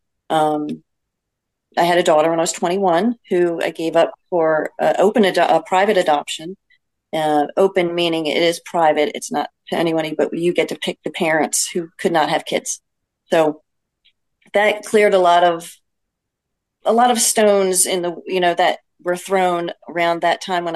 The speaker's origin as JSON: {"language": "English", "town": "Lansdale", "region": "Pennsylvania", "country": "United States", "tie": "born or raised there", "moved": "yes", "said": "I grew up in Lansdale with you guys"}